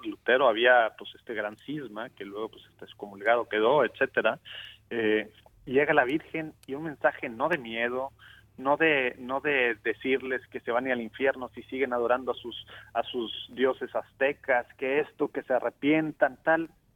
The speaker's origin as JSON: {"language": "Spanish", "country": "Mexico", "moved": "yes", "lives_now": "Dallas, United States"}